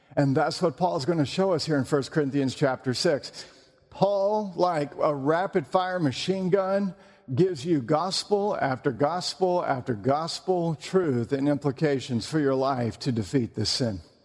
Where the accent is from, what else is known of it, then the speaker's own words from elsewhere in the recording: North Carolina, United States; I'm from North Carolina.